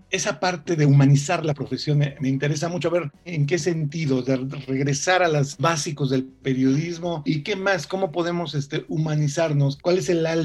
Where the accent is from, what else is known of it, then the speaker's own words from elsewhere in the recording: Mexico; soy un periodista mexicano